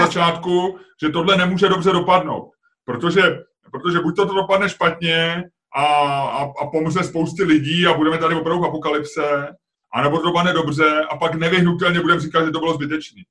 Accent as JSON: {"language": "Czech", "country": "Czechia"}